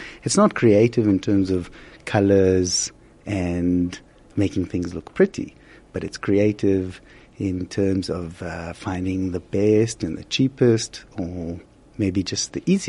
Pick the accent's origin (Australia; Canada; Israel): Israel; moved away as an adult; also born or lived in Haifa; now in South Africa; I'm actually from Israel. I was born and raised in Israel. And I studied in Haifa at a place called the Technion